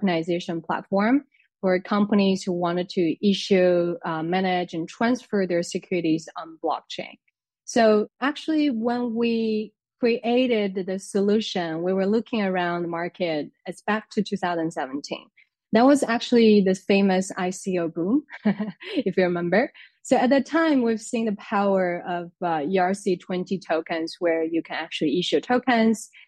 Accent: China; moved away as an adult; now in France; I came to France to study. I'm originally from China

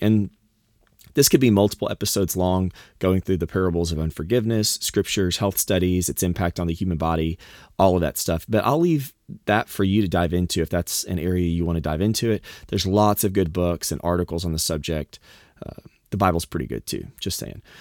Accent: the South, United States; moved away; I grew up in the South

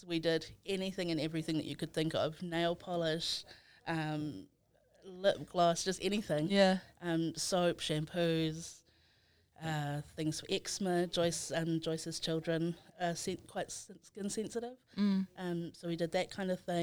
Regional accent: Samoa; also born or lived in Christchurch, New Zealand / Dunedin, New Zealand; now in Auckland, New Zealand; I was born in Christchurch, raised in Samoa

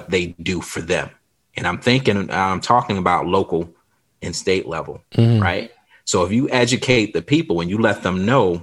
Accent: South Carolina, United States; I grew up in South Carolina

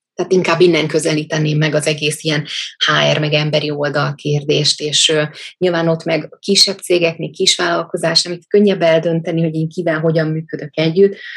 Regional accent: Budapest, Hungary; also born or lived in Dég; miattunk a testvérem elköltöztek fel anyujék Budapestre

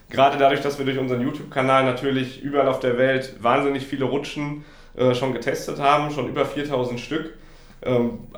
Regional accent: Essen, North Rhine-Westphalia, Germany; wir kommen aus Essen

